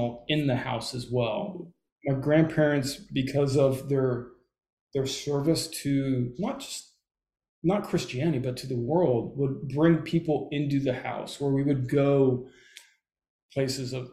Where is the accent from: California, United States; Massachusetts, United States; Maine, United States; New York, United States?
California, United States; Southern; I grew up in Southern California.